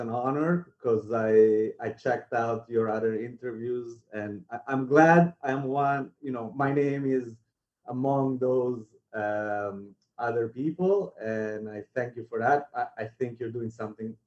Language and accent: English; Italy; moved away as an adult; now in New York City, United States; I grew up in Italy, and I moved to New York for college when I was 18.